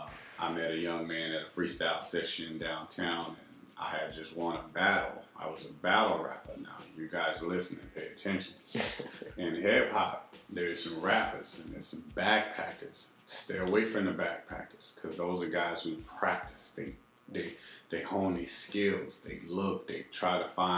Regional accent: Texas, United States; I came from the Texas scene

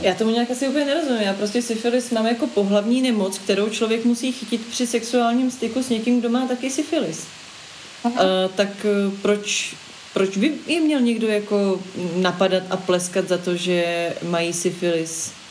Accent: Prague, Czechia; když jsem byla malá, tak v Holešovicích

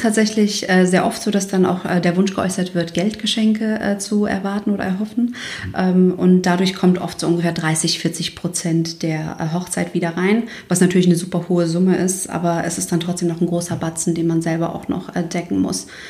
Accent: Kosovo; moved away; Ich bin ja aus dem Kosovo und wir sind fünf Kinder.

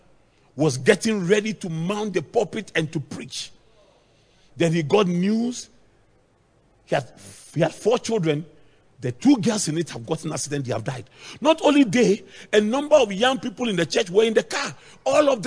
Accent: Akuapem, Eastern Region, Ghana; in my hometown, the Kwapims, our houses are very, very close.

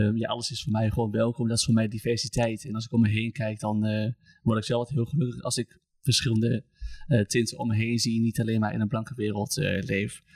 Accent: Almelo, Overijssel, Netherlands; moved away as an adult; now in Oldenzaal, Netherlands; 25, kom uit Almelo. Ik woon inmiddels in Oldenzaal.

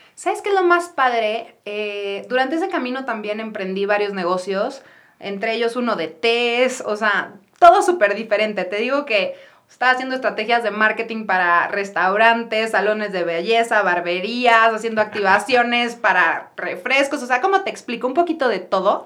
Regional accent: Guadalajara, Jalisco, Mexico; yo soy de Guadalajara, soy la tercera de cuatro hermanos

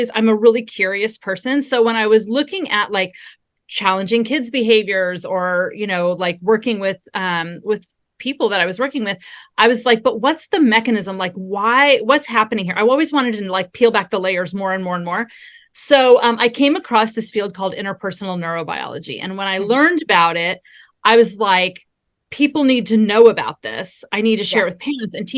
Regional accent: Southern California, United States; also born or lived in Texas; I was raised in Southern California, and I'm a California girl through and through

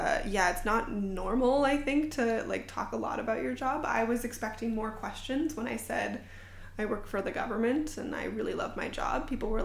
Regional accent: Ottawa, Ontario, Canada; moved away; some of them remembered that I was from Ottawa and that I was Canadian

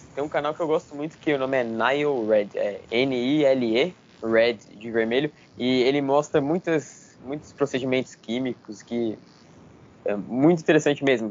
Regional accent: Brazil; nós como brasileiros

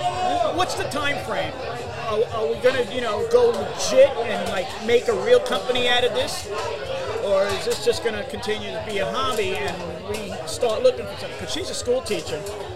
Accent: New York City, New York, United States; moved away as an adult; also born or lived in Long Island, New York; now in Florida, United States; I'm born and raised in the Bronx, and then I was raised in Queens, New York, Rosedale.

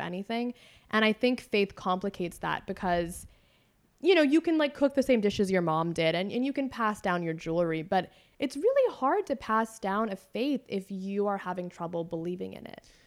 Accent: Northern California, United States; When I was growing up in Northern California, the only connections I had to the Sarah Malabar faith were relatives

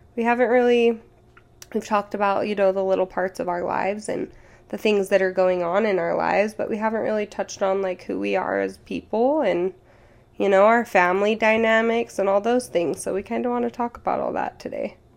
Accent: Utah, United States; we grew up in Utah County, so I've always lived in Utah

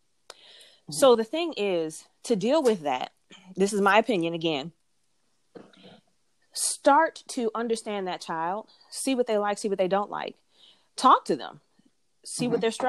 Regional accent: Detroit, Michigan, United States; accent: country city accent; I'm from Detroit, but people don't necessarily, if they hear me talk, they don't know where I'm from because they think that I am from the South, because my mom is from Atlanta. And so it's like, I have this country city accent sometimes.

